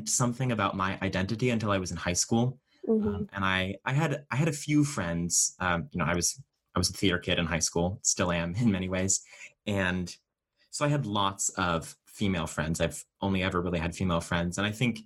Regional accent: Boston suburbs, Massachusetts, United States; growing up in Massachusetts, especially, you know, the Boston suburbs

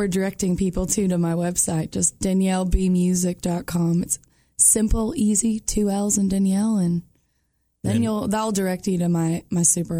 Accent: Georgian Bay, Ontario, Canada; now in Nashville, United States; growing up on Georgian Bay on the lake.

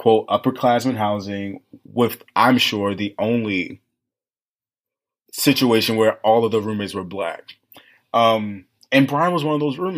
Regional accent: Baltimore, Maryland, United States; moved away as an adult; also born or lived in Washington, D.C.; I grew up in Baltimore.

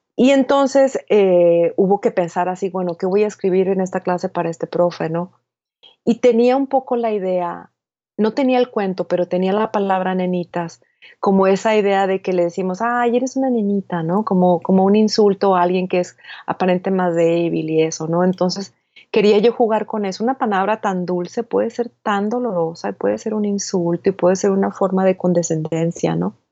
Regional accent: Hermosillo, Sonora, Mexico; moved away as an adult; now in El Paso, United States; nací en Hermosillo, Sonora

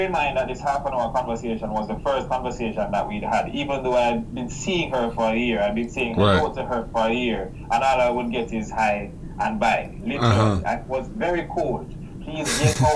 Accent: Jamaica; I'm from Jamaica

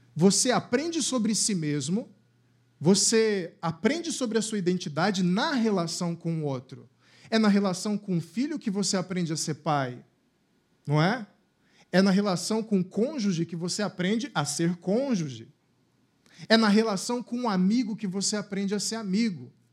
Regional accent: Cuiabá, Mato Grosso, Brazil; moved away; lá na minha cidade natal, lá em Cuiabá

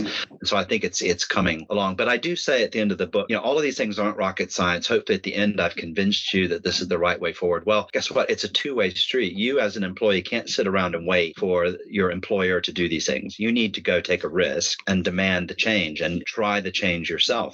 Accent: Dayton, Ohio, United States; moved away as an adult; now in United Kingdom; I'm from Dayton, Ohio

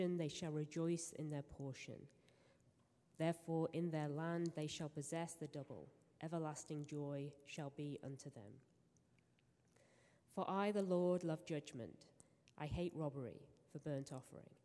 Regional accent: England, United Kingdom; moved away; I am English

